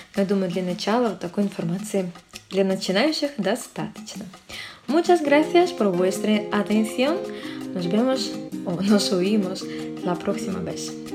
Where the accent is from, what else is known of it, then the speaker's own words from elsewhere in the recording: Saint Petersburg, Russia; Сой де санкт petersburgo я из санкт петербурга